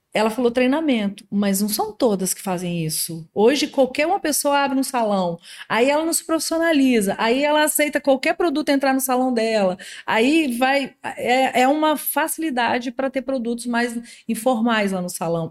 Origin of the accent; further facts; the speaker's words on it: Minas Gerais, Brazil; now in Espírito Santo, Brazil; sou mineira